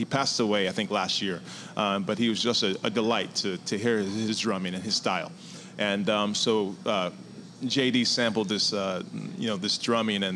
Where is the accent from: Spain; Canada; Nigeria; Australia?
Nigeria; now in Charleston, United States; I was born in Nigeria